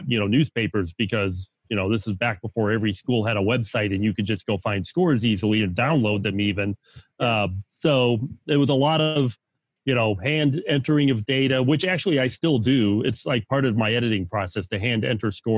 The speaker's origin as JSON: {"language": "English", "town": "Chicago", "region": "Illinois", "country": "United States", "tie": "born or raised there", "also_born_or_lived": "Hawaii", "lives_now": "Northwest Indiana, United States", "said": "I've been around Chicago all my life."}